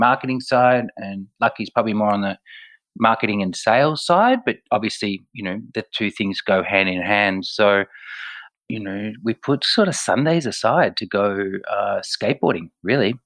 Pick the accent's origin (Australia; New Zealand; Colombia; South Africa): Australia; Melbourne, Victoria; I'm born and bred in Melbourne